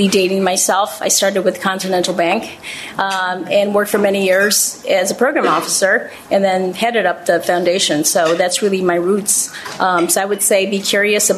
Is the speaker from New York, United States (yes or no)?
no; Chicago, Illinois, United States; I'm from Pilsen